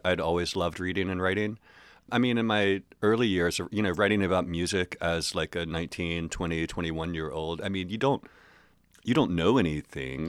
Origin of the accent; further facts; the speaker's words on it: Hillsborough, North Carolina, United States; moved away as an adult; also born or lived in Chapel Hill, North Carolina; Hillsboro, which is where I grew up from when, from, like, uh, third grade to when I graduated high school